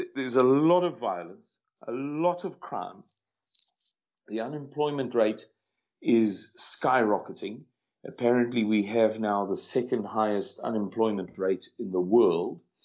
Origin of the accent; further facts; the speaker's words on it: South Africa; I'm a 52 year old white male born and bred in South Africa